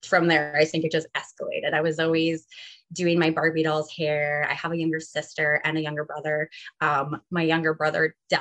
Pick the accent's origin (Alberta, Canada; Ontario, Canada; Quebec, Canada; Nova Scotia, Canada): Ontario, Canada; moved away as an adult; also born or lived in Calgary; now in Kelowna, Canada; we're all originally from Ontario